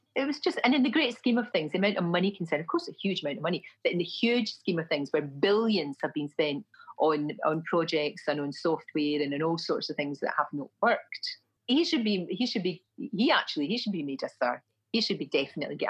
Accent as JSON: {"language": "English", "town": "Glasgow", "region": "Scotland", "country": "United Kingdom", "tie": "born or raised there", "accent": "Glasgow", "moved": "yes", "said": "My accent was offensive, my Glasgow accent."}